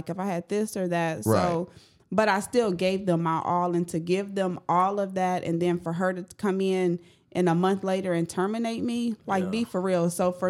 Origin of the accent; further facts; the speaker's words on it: Kenosha, Wisconsin, United States; we're from Kenosha, is little